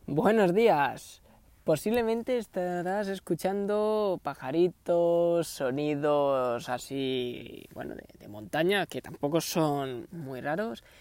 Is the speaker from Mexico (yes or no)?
no; Canary Islands, Spain; yo soy de Canarias